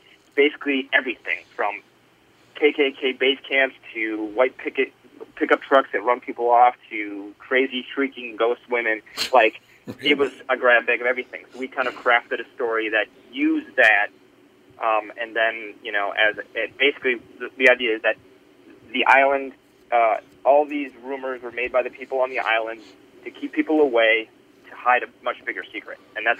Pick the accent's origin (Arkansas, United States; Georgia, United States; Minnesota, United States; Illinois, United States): Minnesota, United States; Woodbury; We grew up in Woodbury. It's very close to that. It's just close to Cottage Grove.